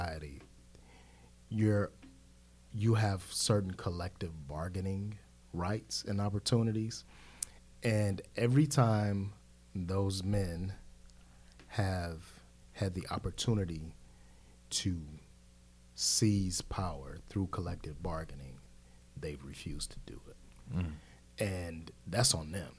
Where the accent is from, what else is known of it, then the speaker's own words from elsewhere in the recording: Cleveland, Ohio, United States; now in Charlotte, United States; Where I grew up on 105 in Cleveland on St. Clair